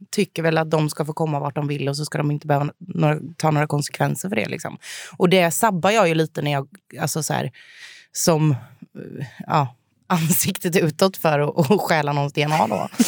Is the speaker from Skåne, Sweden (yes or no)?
no; Jönköping, Jönköping County, Sweden; now in Stockholm, Sweden; Eh, och jag bodde även hemma i Jönköping, hemma hos mamma och pappa.